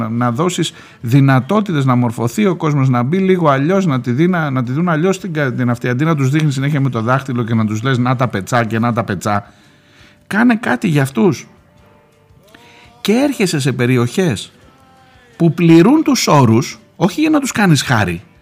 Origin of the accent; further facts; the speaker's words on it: Rhodes, South Aegean, Greece; Από μικρή στον τουρισμό στη Ρόδο, μεγάλωσα και ζω, ξέρω καλά από μέσα τι σημαίνει τουριστική σεζόν